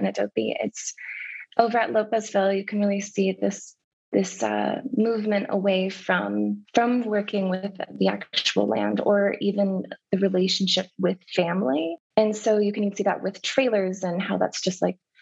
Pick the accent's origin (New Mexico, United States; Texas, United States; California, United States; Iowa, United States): New Mexico, United States; Albuquerque; I grew up like in the South Valley and Old Town and just in that area.